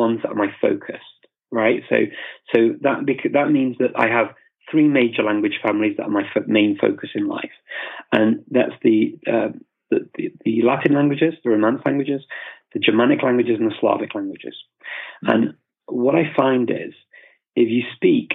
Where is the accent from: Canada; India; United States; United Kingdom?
United Kingdom; England; also born or lived in Macedonia / Indonesia; now in North Macedonia; saya dari English, I'm from England or the UK.